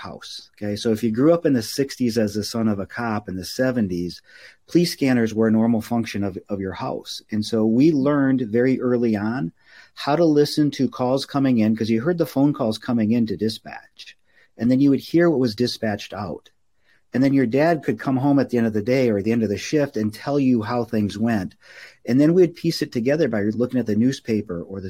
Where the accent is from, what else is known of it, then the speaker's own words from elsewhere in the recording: Minneapolis, Minnesota, United States; I grew up in Minneapolis